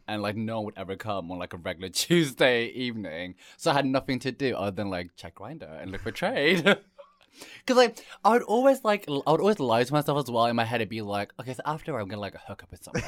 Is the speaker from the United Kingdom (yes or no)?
yes; Bristol, South West England, United Kingdom; growing up in Bristol